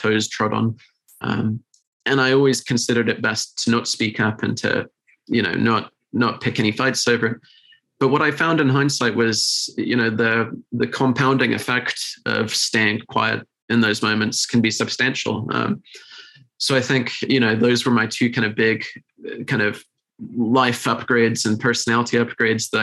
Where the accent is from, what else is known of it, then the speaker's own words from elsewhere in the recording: United Kingdom; being British